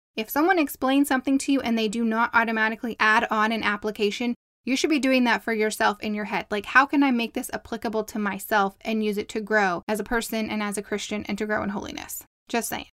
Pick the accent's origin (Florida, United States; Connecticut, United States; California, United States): California, United States; Southern; accent: Southern California; I sound like I'm from Southern California